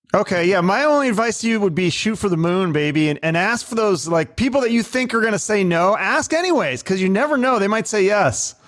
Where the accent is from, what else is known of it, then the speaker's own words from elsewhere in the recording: Seattle, Washington, United States; I grew up in Seattle in the '90s